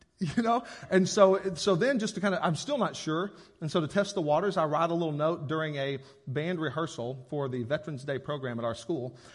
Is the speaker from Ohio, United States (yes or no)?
no; Paragould, Arkansas, United States; I grew up in Paragould, and I feel like it was pretty religious around here